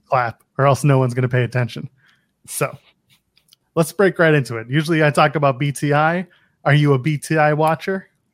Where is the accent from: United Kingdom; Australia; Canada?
Canada; I'm Canadian